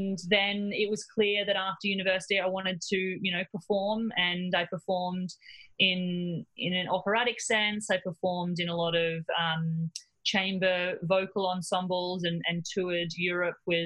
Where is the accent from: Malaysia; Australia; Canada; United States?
Australia; Cairns, Queensland; moved away as an adult; also born or lived in Melbourne; I grew up in Cairns in North Queensland